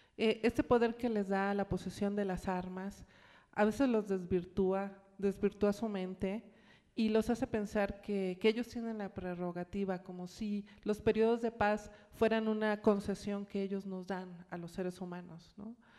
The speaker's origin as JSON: {"language": "Spanish", "town": "Acapulco", "region": "Guerrero", "country": "Mexico", "tie": "born or raised there", "moved": "yes", "said": "mi ciudad natal, en la cual vivía en ese entonces, Acapulco"}